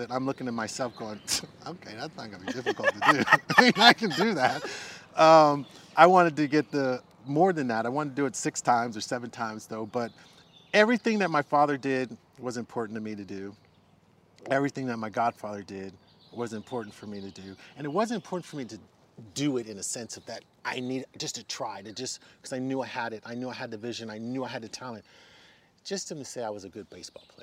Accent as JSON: {"language": "English", "town": "San Carlos", "region": "California", "country": "United States", "tie": "born or raised there", "said": "I grew up in the Bay Area"}